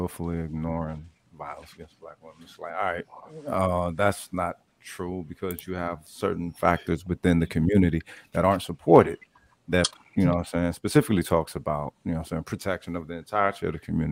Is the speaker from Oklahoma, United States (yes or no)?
yes; Tulsa, Oklahoma, United States; I'm from Tulsa